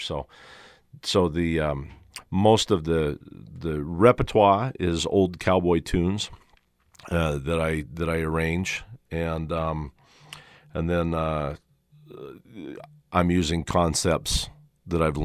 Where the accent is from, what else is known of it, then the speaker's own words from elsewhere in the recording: the Valley, Utah, United States; I grew up here in the Valley